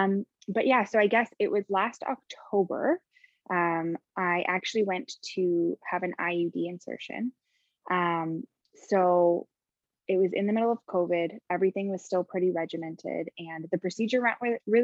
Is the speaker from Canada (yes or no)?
yes; just outside of Toronto, Ontario, Canada; I'm from just outside of Toronto. I grew up in Canada